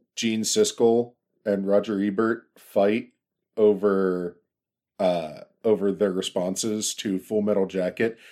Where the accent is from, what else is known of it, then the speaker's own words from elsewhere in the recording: Pittsburgh, Pennsylvania, United States; my hometown of Pittsburgh